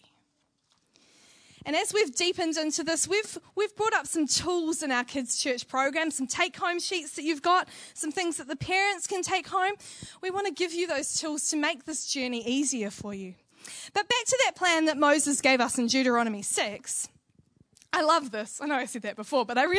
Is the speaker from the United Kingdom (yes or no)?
no; New Zealand; Being a Kiwi